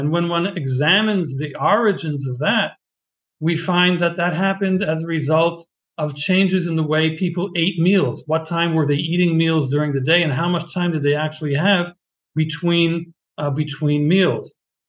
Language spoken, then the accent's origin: English; Boston, Massachusetts, United States; now in Israel; I was born in Boston many years ago, and my childhood and adolescence. I was raised both in Boston and in Israel on and off, a year or two here, a year or two there.